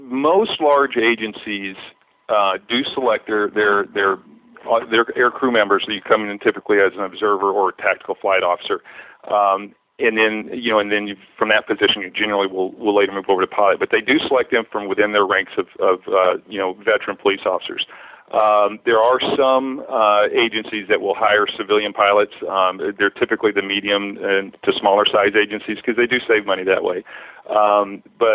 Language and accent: English; Oktaha, Oklahoma, United States; also born or lived in San Diego County, California; now in San Diego, United States; I grew up in Oaktaha, a really small town in Muskogee County